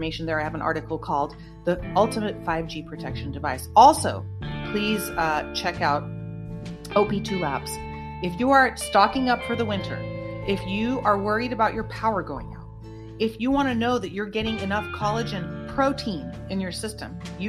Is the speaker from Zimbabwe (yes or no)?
no; United States; I am an American